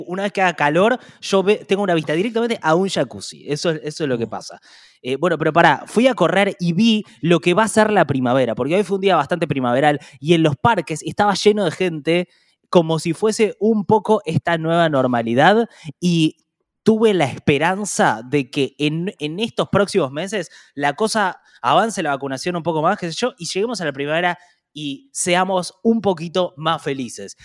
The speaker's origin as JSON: {"language": "Spanish", "country": "Argentina", "said": "como argentinos"}